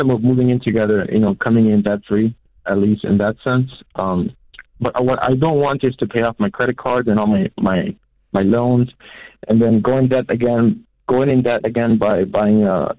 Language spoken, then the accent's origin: English; Orlando, Florida, United States; I'm 24 years old, and I'm from Orlando, Florida.